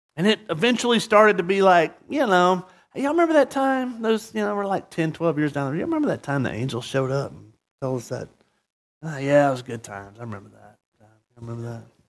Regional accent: the South, United States; now in Murrieta, United States; growing up in the South

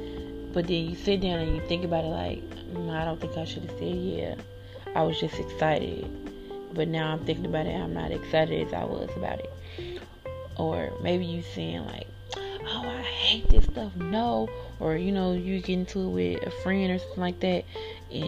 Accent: Chicago, Illinois, United States; I am from Chicago, so I picked three things to share from my city

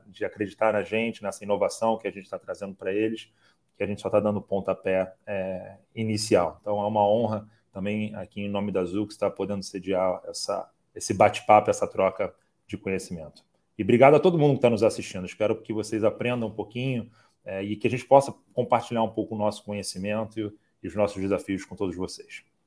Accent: Rio de Janeiro, Brazil; como um bom carioca, como uma pessoa que andou sempre perto ali do Rock in Rio

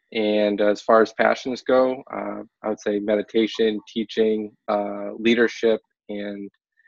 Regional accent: Massachusetts, United States; moved away as an adult; also born or lived in California; now in Los Angeles, United States; I'm originally from Massachusetts, but I've been in California for about 4 years now.

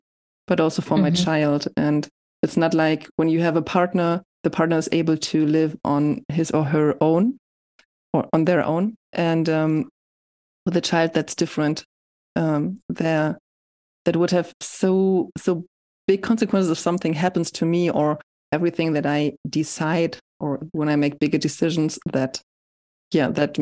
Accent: Hamburg, Germany; moved away as an adult; also born or lived in Leipzig; in Hamburg, I just continued doing what I did when I was a teenager

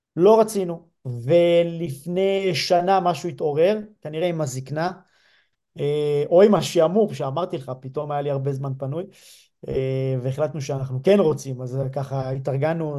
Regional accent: Lehavim, Southern District, Israel; moved away; גדלתי אמנם בלהבים, זה יישוב לא מושב

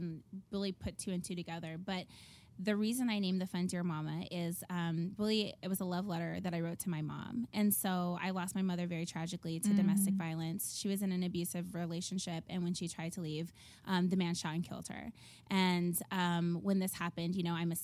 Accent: Southern California, United States; I grew up in Southern California and we could see the beach from our window.

